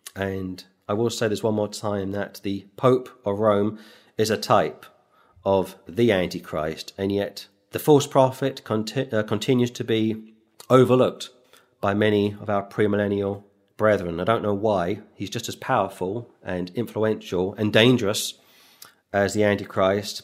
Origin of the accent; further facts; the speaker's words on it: London, United Kingdom; moved away; I was born in London